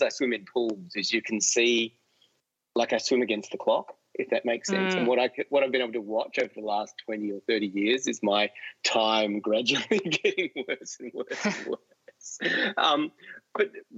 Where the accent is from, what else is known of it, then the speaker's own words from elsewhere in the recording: Adelaide, South Australia, Australia; I grew up in Adelaide on the beach in Glenelg